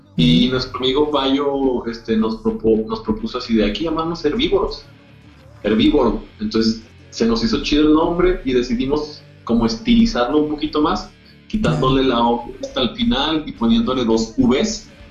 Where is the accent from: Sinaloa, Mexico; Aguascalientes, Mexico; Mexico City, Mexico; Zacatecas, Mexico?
Zacatecas, Mexico; todos somos de Zacatecas